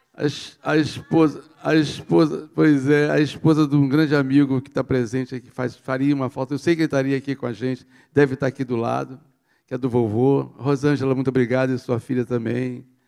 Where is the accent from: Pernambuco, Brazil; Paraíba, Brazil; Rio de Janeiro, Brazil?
Rio de Janeiro, Brazil; a esquina onde eu nasci e me criei, que é lá na Vila Vintém.